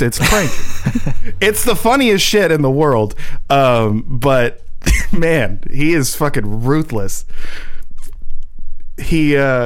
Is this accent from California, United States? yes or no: yes; Southern California, United States; I grew up in Southern California